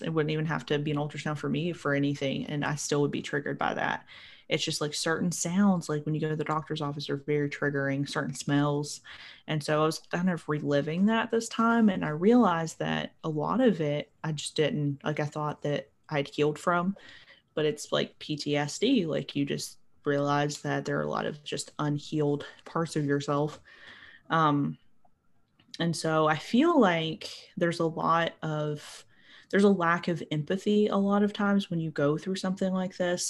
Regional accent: Appalachia, United States; I'm from Appalachia

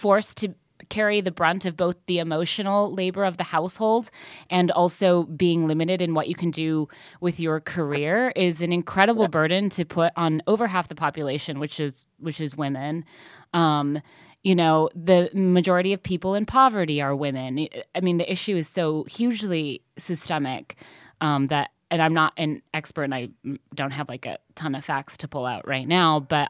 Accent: Midwest, United States; I'll just say I'm from the Midwest, also.

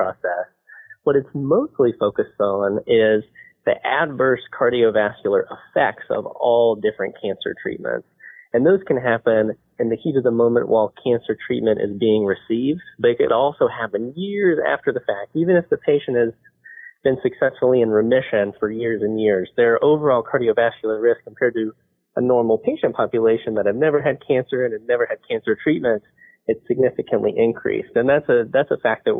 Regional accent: Huntington, West Virginia, United States; moved away as an adult; also born or lived in Portland, Oregon / Louisville, Kentucky; I grew up in Huntington, West Virginia, and I stayed there for undergrad and medical school at Marshall University.

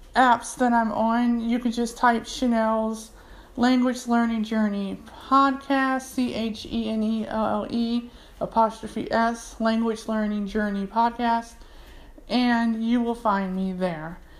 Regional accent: United States; accent: American English; first language English; I'm from America. I speak American English

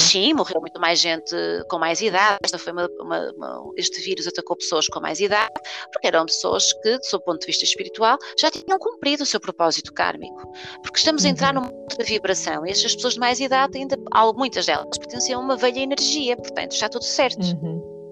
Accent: Porto, Norte, Portugal; na cidade do Porto, que é de onde nós somos, ah, uhum. uh, de onde eu sou

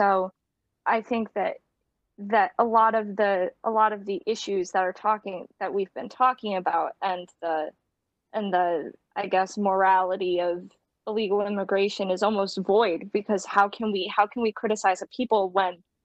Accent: United States; also born or lived in Romania; because I'm adopted, I gained citizenship through my parents, because they were both United States citizens

